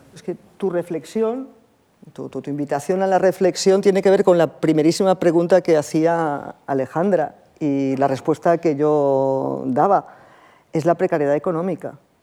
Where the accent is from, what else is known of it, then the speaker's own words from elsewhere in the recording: Barcelona, Catalonia, Spain; moved away; also born or lived in Russia; yo que soy de Barcelona, soy del Mediterráneo, soy muy mediterránea